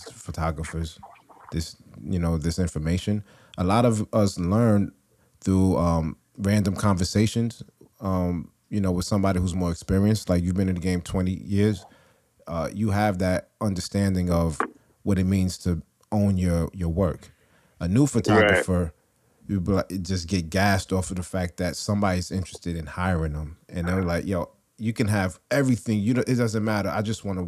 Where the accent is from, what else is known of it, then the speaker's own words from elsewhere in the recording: New York City, New York, United States; I'm from Brooklyn